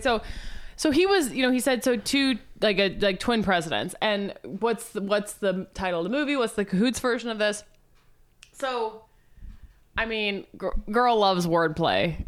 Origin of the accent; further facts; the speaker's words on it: Missouri, United States; when I was in elementary school, growing up in Missouri